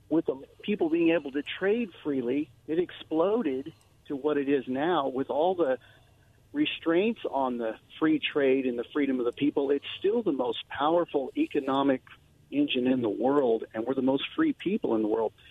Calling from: Wallowa, Oregon, United States; from Wallowa.

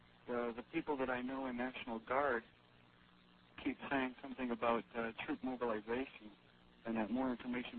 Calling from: Indiana, United States; I'm calling from Indiana.

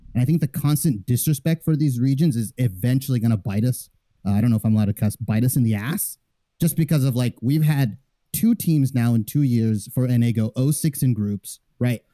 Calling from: Fullerton, California, United States; calling from Orange County, California

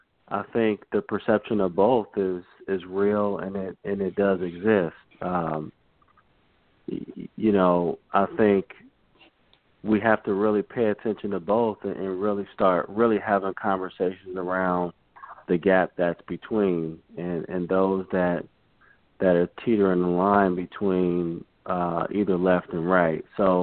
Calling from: Charlotte, North Carolina, United States; I'm calling from Charlotte, North Carolina.

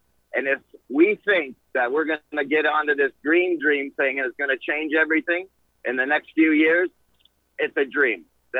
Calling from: Indiana, United States; I'm a truck driver. I'm coming in from Indiana.

